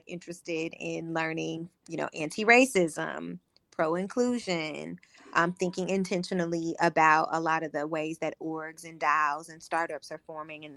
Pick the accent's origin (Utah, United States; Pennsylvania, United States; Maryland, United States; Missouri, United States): Missouri, United States; St. Louis; moved away as an adult; also born or lived in Los Angeles, United States; now in New Orleans, United States; I'm born and raised in St. Louis, right up the river.